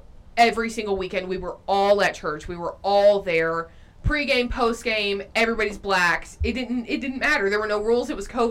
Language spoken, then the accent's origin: English; Blairsville, Georgia, United States; born or raised there; moved away as an adult; now in Athens, United States